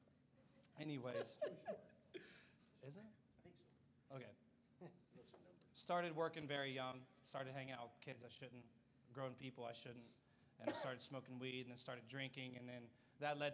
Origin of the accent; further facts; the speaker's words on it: Ohio, United States; moved away as an adult; I'm from Ohio. I came down here, I don't know, I think May would be 2 years